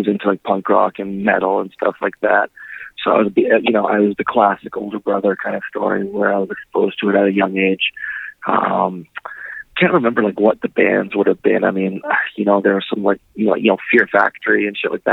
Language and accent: English; Winnipeg, Manitoba, Canada; my hometown Winnipeg, where I grew up